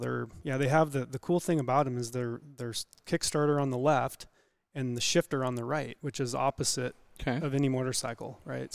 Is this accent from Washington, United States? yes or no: yes; Kitsap County, Washington, United States; also born or lived in North Carolina; I'm from Kitsap County.